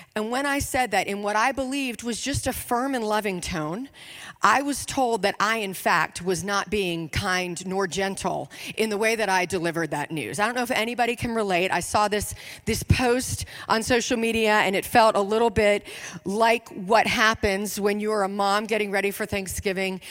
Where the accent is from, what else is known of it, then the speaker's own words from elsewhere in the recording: Richmond, Virginia, United States; I am from Richmond, Virginia.